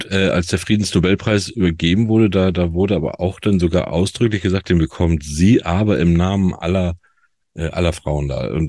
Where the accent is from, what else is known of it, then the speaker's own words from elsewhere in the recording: Northern Germany, Germany; Da sollen wir als Norddeutsche, sagt der Matthias, sollen den Ursprung kennen.